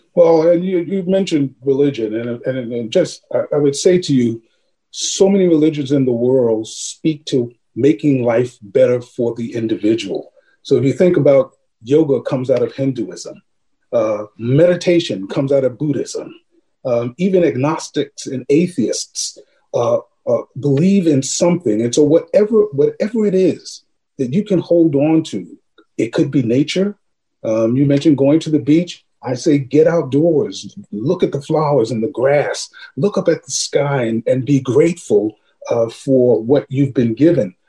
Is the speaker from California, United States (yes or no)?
no; New York City, New York, United States; I had eight siblings. And mom and dad, we grew up in Harlem during the 50s and, and 60s